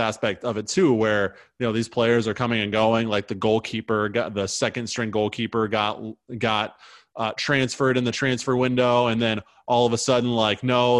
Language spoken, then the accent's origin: English; United States; as an American